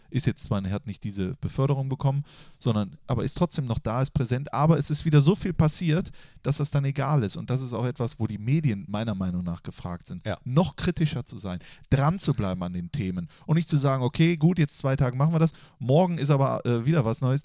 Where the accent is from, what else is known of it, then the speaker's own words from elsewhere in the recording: Mönchengladbach, North Rhine-Westphalia, Germany; nicht mehr das Reit, was ich damals geliebt habe, als Jugendlicher am Marienplatz stehend